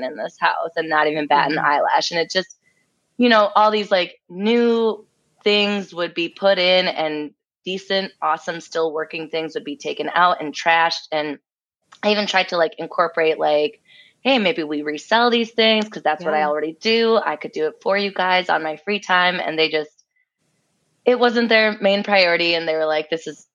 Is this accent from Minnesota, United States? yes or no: yes; Minnesota, United States; also born or lived in Russia; raised here almost my whole life